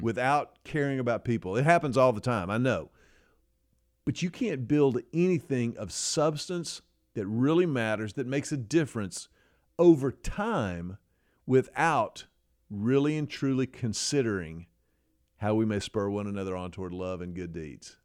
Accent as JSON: {"language": "English", "town": "Houston", "region": "Texas", "country": "United States", "tie": "born or raised there", "said": "I grew up in Houston at Second Baptist Church"}